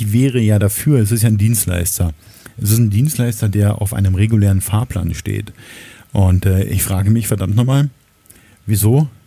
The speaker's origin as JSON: {"language": "German", "region": "Berlin", "country": "Germany", "tie": "born or raised there", "said": "aber das ist der U-Bahnhof in der Nähe ähm, des Ortes, in dem ich oder wo ich aufgewachsen bin. Ähm, die Magdalenenstraße in Berlin-Lichtenberg"}